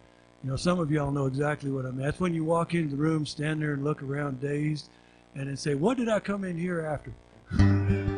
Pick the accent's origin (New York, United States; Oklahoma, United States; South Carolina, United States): Oklahoma, United States; moved away; when I was in second grade, I grew up down in Oklahoma